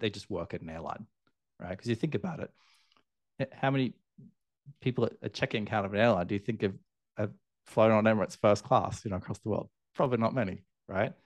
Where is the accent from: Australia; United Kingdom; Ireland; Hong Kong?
Australia; moved away as an adult; now in Asia; I'm Australian, obviously, living in, in Asia now